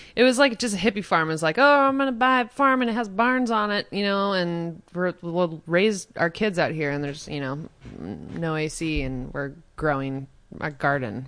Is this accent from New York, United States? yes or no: no; Baldwin City, Kansas, United States; I was raised on, like, a just hippie farm outside of Lawrence.